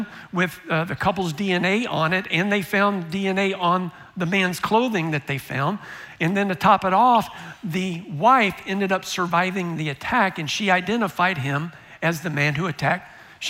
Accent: United States; am I just a Christian because I grew up in the United States

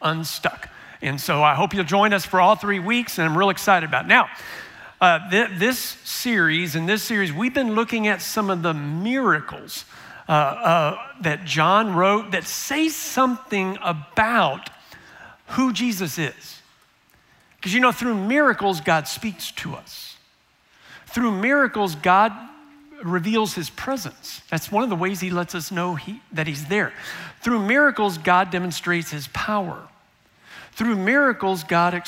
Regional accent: United States; am I just a Christian because I grew up in the United States

